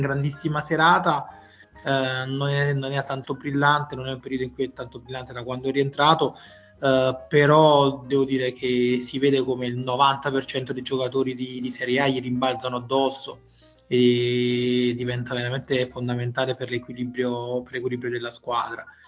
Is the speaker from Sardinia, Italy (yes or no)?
no; Gragnano, Campania, Italy; veramente attaccato al mio paese di, di origine, Gragnano